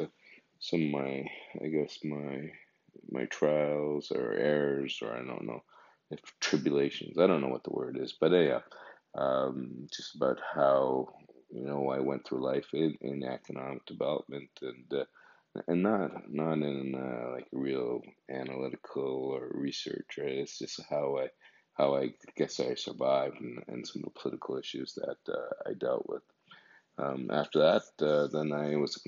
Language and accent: English; Calgary, Alberta, Canada; also born or lived in Lahore, Pakistan / Montreal; I'm 55 years old, originally from Calgary. Well, no, actually, I was born in Pakistan, Lahore, Pakistan